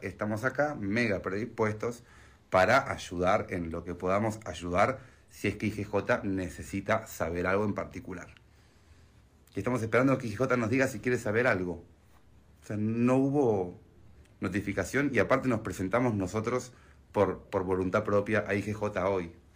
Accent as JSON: {"language": "Spanish", "country": "Argentina", "said": "soy argentino y Neuquén queda en Argentina"}